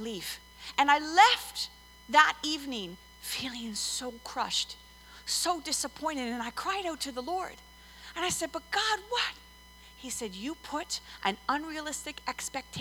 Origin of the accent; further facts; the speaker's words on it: Montreal, Quebec, Canada; moved away; I'm originally from Montreal